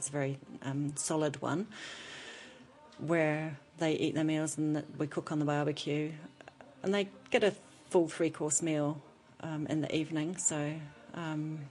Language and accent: English; England, United Kingdom; now in New Zealand; as an English person we do things traditionally